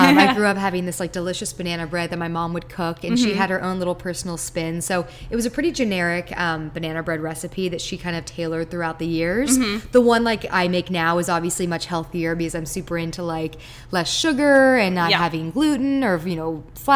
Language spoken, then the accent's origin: English; Palos Verdes, California, United States; also born or lived in Maryland; I was born on the East Coast, and then we moved out here when I was about 6 years old, right after my sister was born. So my little sister was actually basically raised out here, and we're from Palos Verdes